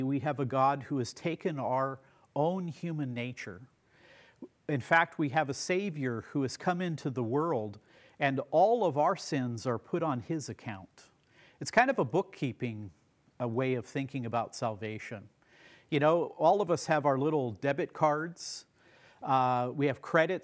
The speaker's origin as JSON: {"language": "English", "country": "United States", "said": "as an American"}